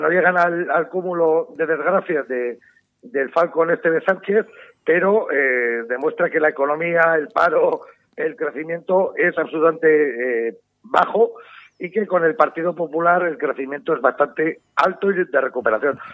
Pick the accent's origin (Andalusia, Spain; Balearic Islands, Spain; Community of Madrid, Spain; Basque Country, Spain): Basque Country, Spain; en mi tierra vasca